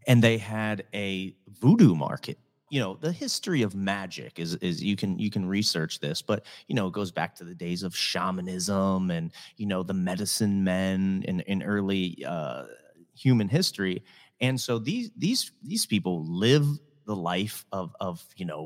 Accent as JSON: {"language": "English", "town": "Reading", "region": "Pennsylvania", "country": "United States", "tie": "born or raised there", "also_born_or_lived": "Hollywood, California", "moved": "yes", "lives_now": "Southwest Florida, United States", "said": "I grew up in Reading, Pennsylvania, which is an hour outside of Philly"}